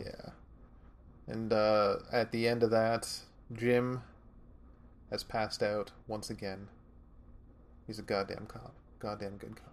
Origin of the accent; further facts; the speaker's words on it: Canada; inner Canadian